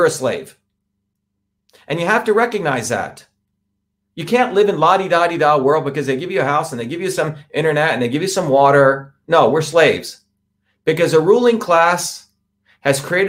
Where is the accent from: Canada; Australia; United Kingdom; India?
India; moved away; as an Indian untouchable